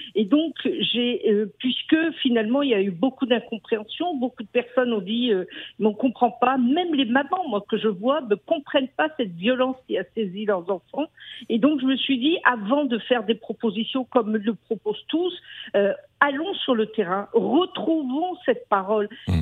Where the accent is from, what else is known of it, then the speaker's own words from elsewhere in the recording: France; also born or lived in Paris; nous, en tant que Français